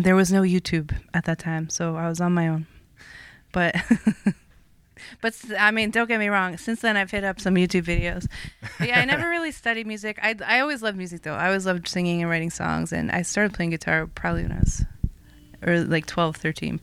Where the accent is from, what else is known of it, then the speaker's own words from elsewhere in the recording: Toronto, Ontario, Canada; moved away as an adult; also born or lived in Montreal; I am from originally North York, which is a suburb of Toronto